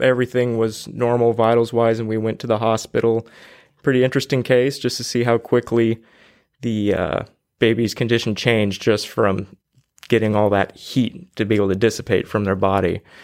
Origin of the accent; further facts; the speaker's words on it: Fresno, California, United States; I've been born and raised in Fresno uh, for about 27 years now.